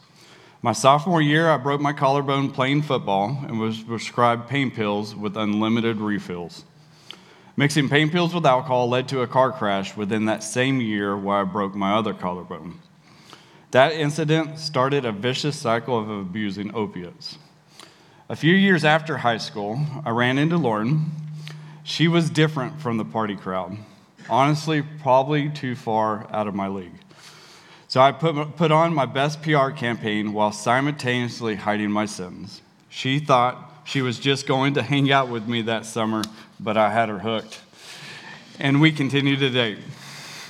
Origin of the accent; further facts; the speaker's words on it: Dallas, Texas, United States; I too grew up in the Dallas